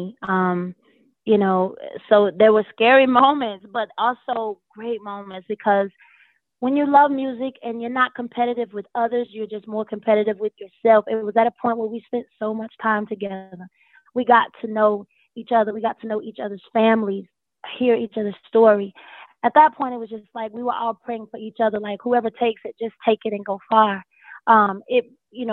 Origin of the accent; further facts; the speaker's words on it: High Point, North Carolina, United States; moved away; I was the country girl. I was the Southern girl. I was from High Point, North Carolina, and had never really seen anything on that level